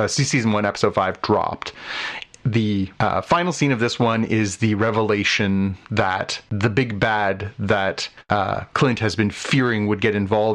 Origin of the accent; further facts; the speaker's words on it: Canada; as a Canadian